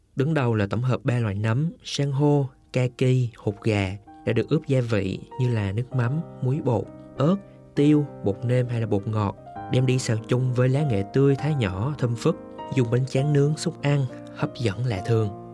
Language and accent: Vietnamese; Central Highlands, Vietnam; ở Tây Nguyên quê tôi